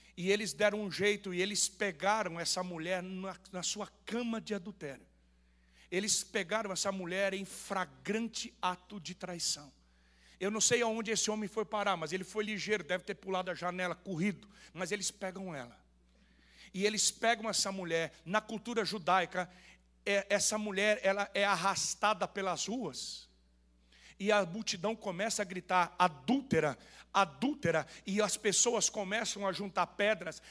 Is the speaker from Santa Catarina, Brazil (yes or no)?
no; Rondônia, Brazil; Eu nasci em Rondônia